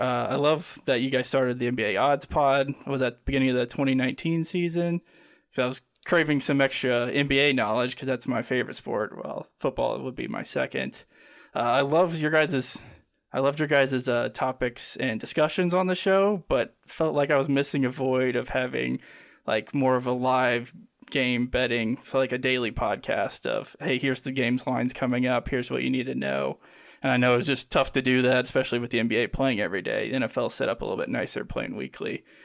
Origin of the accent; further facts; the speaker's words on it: Midwest of the United States, United States; growing up in the Midwest of the United States here.